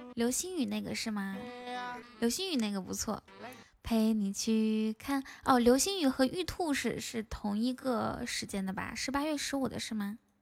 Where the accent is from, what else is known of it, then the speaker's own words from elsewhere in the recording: Ganqika, Inner Mongolia, China; now in Shanghai, China; 我才不是海拉尔人呢，我是内蒙古自治区科尔沁左翼后旗甘旗卡镇满斗村的。